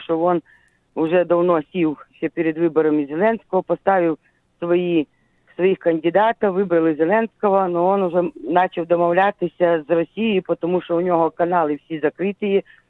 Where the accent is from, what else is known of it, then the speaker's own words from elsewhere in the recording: Zhytomyr Oblast, Ukraine; Я Житомирська область